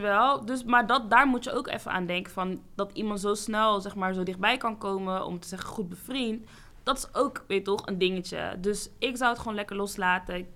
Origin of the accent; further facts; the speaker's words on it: Amsterdam, North Holland, Netherlands; ik kom ook hier uit Zuidoost